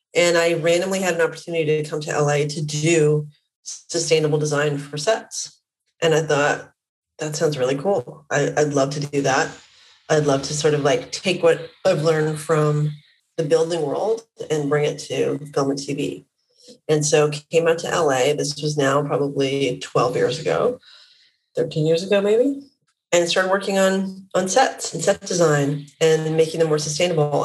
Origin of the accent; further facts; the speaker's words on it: Vancouver, British Columbia, Canada; I'm Canadian. I grew up in Vancouver, Canada.